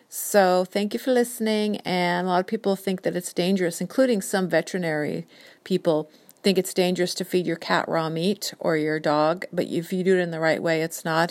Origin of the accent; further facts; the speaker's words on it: Whidbey Island, Washington, United States; also born or lived in San Diego, California; now in Seattle, United States; we grew up in San Diego and my parents divorced when I was four and then my mom and I moved up to Washington State, Whidbey Island when I was nine